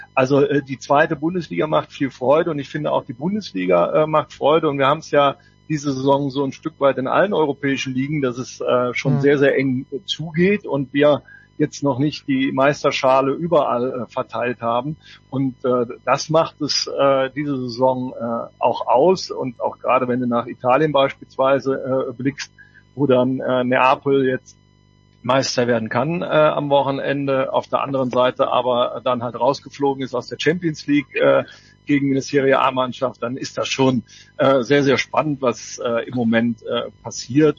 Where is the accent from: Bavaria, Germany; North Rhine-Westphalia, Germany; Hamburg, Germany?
North Rhine-Westphalia, Germany; Cologne; als Kölner